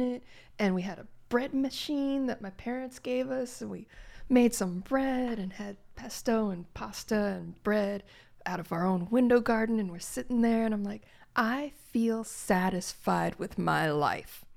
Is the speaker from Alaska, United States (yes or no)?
no; Gary, Indiana, United States; I, I grew up in Gary, Indiana